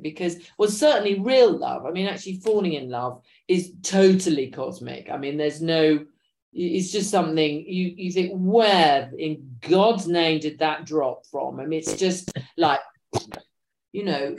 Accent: London, United Kingdom; I grew up in London

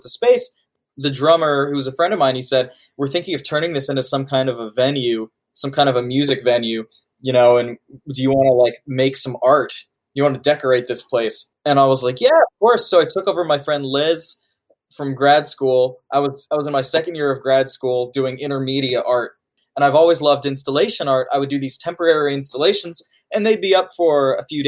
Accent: Indianapolis, Indiana, United States; also born or lived in Santa Fe, New Mexico; I was raised here in Indianapolis. I was born here and raised here

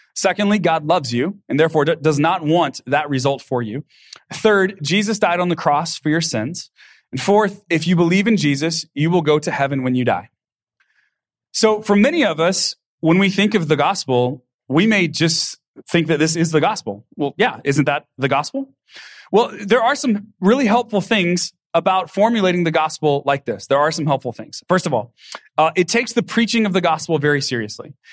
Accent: Texas, United States; I grew up with in Texas where I grew up

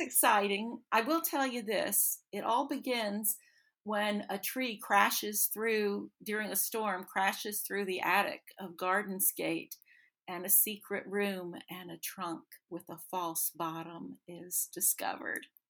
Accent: North Carolina, United States; also born or lived in the South; I was born in North Carolina in the foothills

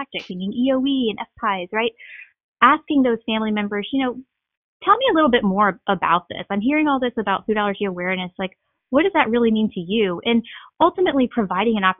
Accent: Southeast Louisiana, United States; growing up in Southeast Louisiana, I spent a lot of time at my grandparents' farm

